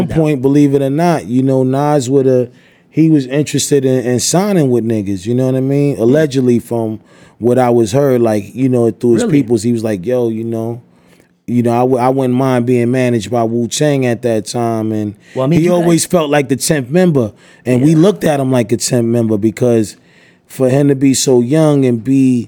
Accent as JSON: {"language": "English", "town": "New York City", "region": "New York", "country": "United States", "said": "I'm from Staten"}